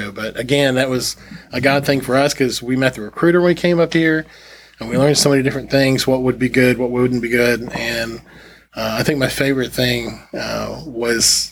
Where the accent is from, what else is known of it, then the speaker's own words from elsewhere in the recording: Chattanooga, Tennessee, United States; moved away; we grew up in Chattanooga